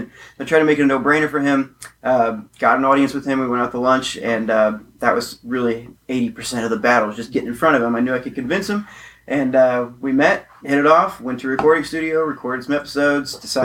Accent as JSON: {"language": "English", "town": "Alton", "region": "Illinois", "country": "United States", "tie": "born or raised there", "said": "my hometown. You know, the quote unquote most haunted city"}